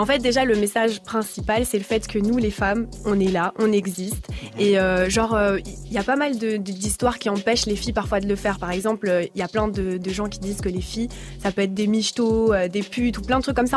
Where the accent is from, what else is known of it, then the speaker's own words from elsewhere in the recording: Brussels, Brussels-Capital Region, Belgium; moi je viens de Bruxelles.